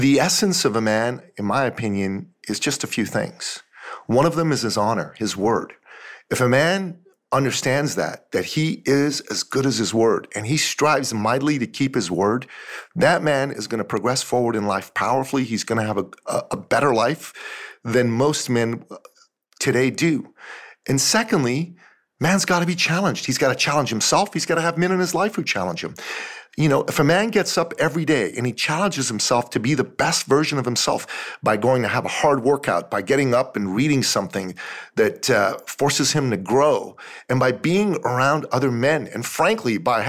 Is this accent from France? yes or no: no; Iran; now in Canada; I'm originally from Iran. I'm a Christian from Iran